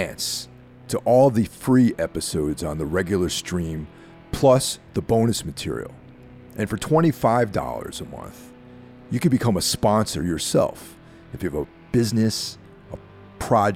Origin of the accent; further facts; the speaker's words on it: United States; I'm from the United States